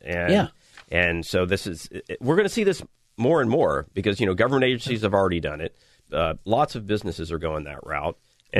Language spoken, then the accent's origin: English; Northwest Florida, United States; You know, that's my hometown.